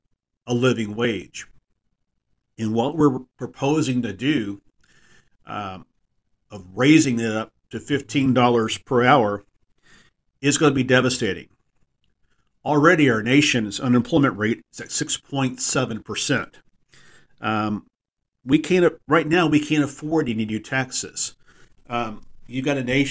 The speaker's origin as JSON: {"language": "English", "region": "Texas", "country": "United States", "said": "with a connection with my home state. Being from Texas"}